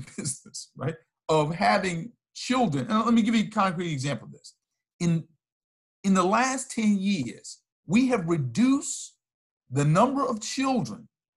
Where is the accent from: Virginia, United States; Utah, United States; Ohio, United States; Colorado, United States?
Virginia, United States; In a juvenile correctional facility in my home state of Virginia